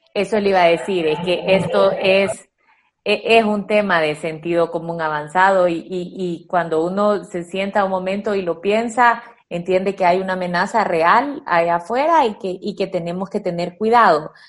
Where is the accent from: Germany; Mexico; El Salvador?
El Salvador; como buenos salvadoreños